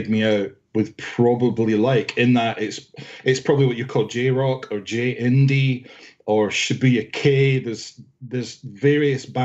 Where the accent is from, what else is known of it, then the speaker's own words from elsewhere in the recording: Scotland, United Kingdom; now in London, United Kingdom; I'm in Northwest London, but I'm actually from Scotland.